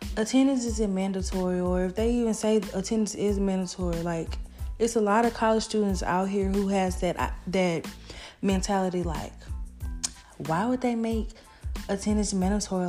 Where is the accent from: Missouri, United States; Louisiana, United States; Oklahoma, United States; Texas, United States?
Louisiana, United States; Baton Rouge; I'm from Baton Rouge, Louisiana